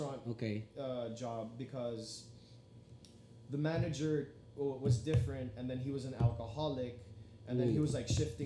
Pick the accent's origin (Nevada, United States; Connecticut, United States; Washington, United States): Nevada, United States; Las Vegas; now in Philippines; I was born and raised in Vegas